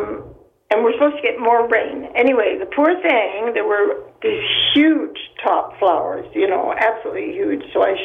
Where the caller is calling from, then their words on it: Markham, Ontario, Canada; I'm calling from Markham.